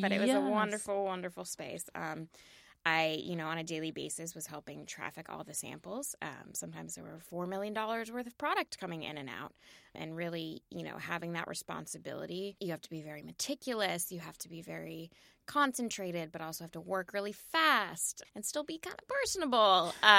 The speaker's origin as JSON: {"language": "English", "region": "Virginia", "country": "United States", "tie": "born or raised there", "said": "So I grew up in Virginia, mm-hmm. Northern Virginia, right outside of D.C."}